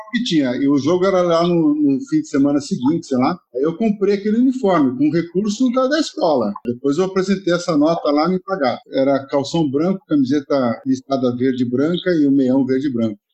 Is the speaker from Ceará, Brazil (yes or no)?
no; São Paulo, Brazil; moved away as an adult; also born or lived in Rio de Janeiro; now in Rome, Italy; Eu vim de São Paulo